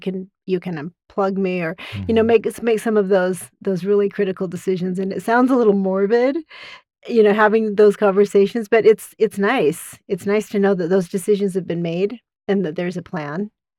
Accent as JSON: {"language": "English", "town": "Caseville", "region": "Michigan", "country": "United States", "said": "We want to know that we're from Caseville. We lived here a long time. We love it."}